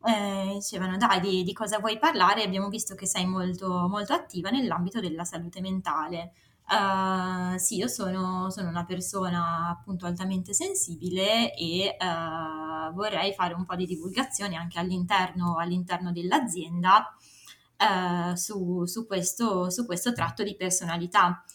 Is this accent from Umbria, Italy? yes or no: no; Varese, Lombardy, Italy; moved away as an adult; now in Milan, Italy; sono cresciuta a Varese